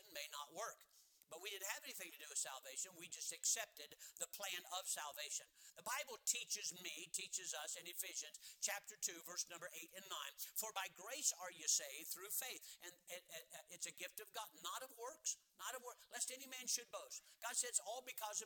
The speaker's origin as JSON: {"language": "English", "country": "United States", "said": "as American Christians"}